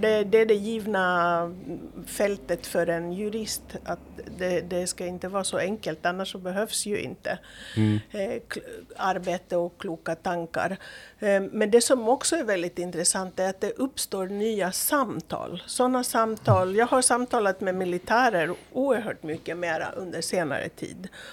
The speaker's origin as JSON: {"language": "Swedish", "country": "Greece", "tie": "born or raised there", "moved": "yes", "lives_now": "Åland, Finland", "said": "Jag är uppvuxen i, i Greklands diktatur så det var svårt på i början på 70-talet."}